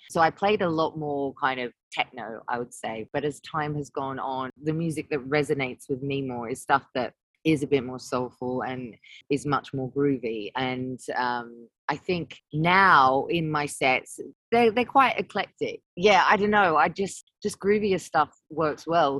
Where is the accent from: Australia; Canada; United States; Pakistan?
Australia; moved away as an adult; now in London, United Kingdom; when I moved from Australia to London, I was only 19.